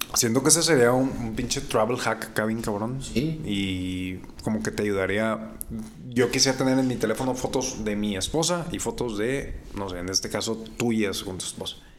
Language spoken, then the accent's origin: Spanish; Monterrey, Nuevo León, Mexico; como buen regio